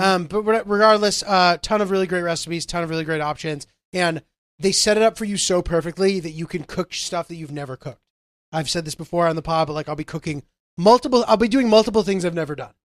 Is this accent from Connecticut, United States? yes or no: yes; Connecticut, United States; growing up in Connecticut